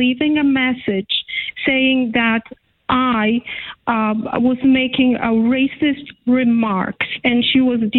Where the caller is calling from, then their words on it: Connecticut, United States; I'm calling from Connecticut.